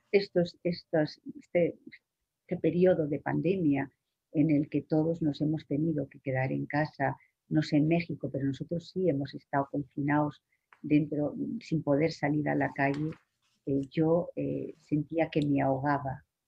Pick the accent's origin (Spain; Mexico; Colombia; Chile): Spain